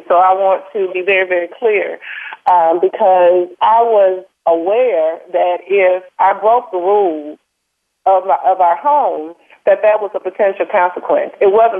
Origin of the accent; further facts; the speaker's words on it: Mobile, Alabama, United States; I'm from Mobile, Alabama. And I can tell you that at 50 years of age